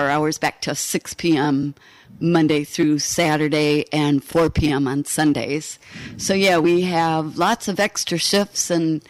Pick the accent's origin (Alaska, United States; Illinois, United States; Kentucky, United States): Alaska, United States; moved away as an adult; also born or lived in Pennsylvania / West Coast; now in Michigan, United States; Originally born in Pennsylvania, moved to the West Coast when I was 2, and then up to Alaska when I was 4.